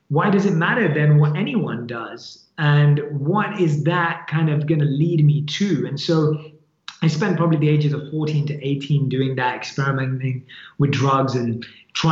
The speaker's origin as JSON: {"language": "English", "region": "London", "country": "United Kingdom", "tie": "born or raised there", "said": "born and raised in London. That's where I grew up, and that's where my family is"}